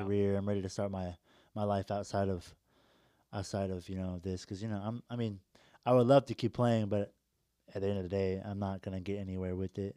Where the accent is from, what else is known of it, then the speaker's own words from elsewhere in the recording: Indianapolis, Indiana, United States; moved away; I'm from Indy